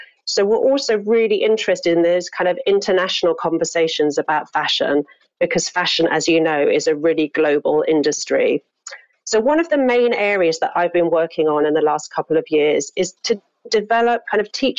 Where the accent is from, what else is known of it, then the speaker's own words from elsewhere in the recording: London, United Kingdom; moved away as an adult; also born or lived in Hong Kong; So I'm from London, and I worked, you know, in London in the early part of my career